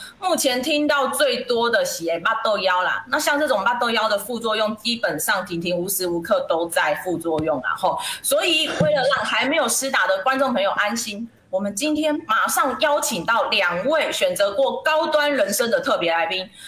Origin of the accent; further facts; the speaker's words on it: Taiwan; 身为台湾人，